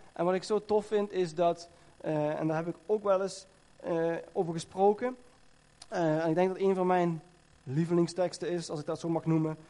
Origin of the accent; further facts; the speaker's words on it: Netherlands; ik kom uit Nederland